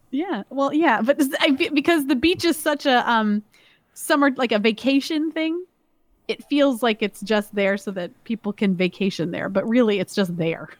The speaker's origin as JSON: {"language": "English", "region": "Georgia", "country": "United States", "tie": "born or raised there", "also_born_or_lived": "Maryland", "moved": "yes", "said": "we grew up in Georgia"}